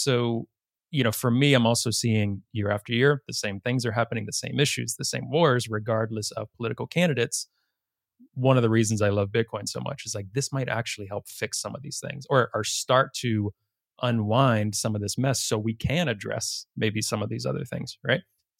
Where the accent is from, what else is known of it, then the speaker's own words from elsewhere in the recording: Virginia, United States; I'm from Virginia myself, so similar lineage, so just across the line there.